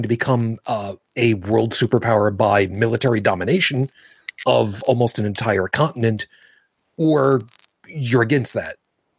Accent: Brooklyn, New York, United States; for my hometowns of the five boroughs of New York City, because I was born in Brooklyn. Yes. I got rid of my accent.

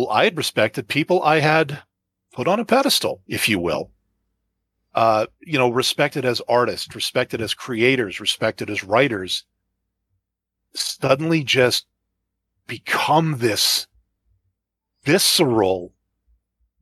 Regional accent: Canada; I'm not a Canadian.

